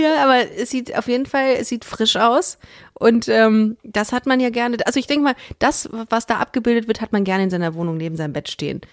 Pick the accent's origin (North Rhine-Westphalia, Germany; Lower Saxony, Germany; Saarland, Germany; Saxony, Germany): North Rhine-Westphalia, Germany; Düsseldorf; ich bin in Düsseldorf groß geworden, habe da auch Abi gemacht